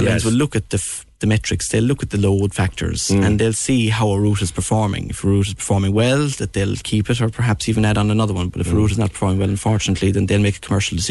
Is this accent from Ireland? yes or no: yes; West Cork, Munster, Ireland; I'm originally from West Cork, living in the city